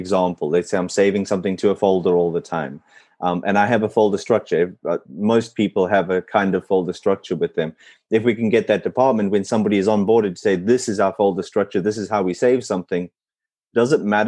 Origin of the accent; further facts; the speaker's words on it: South Africa; first language English; moved away; growing up in South Africa